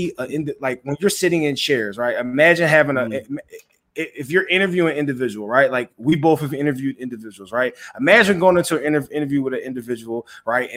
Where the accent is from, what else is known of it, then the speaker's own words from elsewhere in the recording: Philadelphia, Pennsylvania, United States; everybody knows I'm from Philly, right?